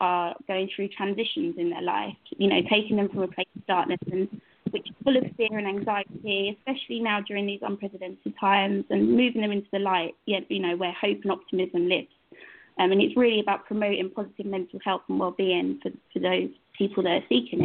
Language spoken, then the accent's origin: English; London, Essex area, East of England, United Kingdom; I'm actually from the United Kingdom, from England, London, Essex area